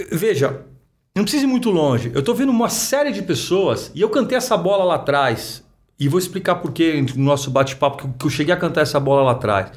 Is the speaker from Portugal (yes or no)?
no; São Paulo, Brazil; eu sou nascido e criado aqui em São Paulo